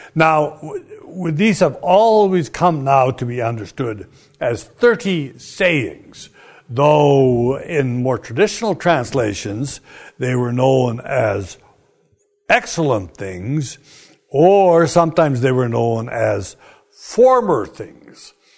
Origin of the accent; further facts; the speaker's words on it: Canada; I'm Canadian